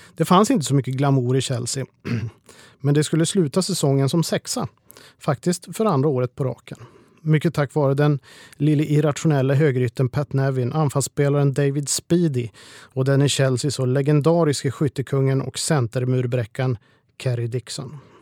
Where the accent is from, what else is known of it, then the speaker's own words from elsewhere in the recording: Sweden; hemma i Sverige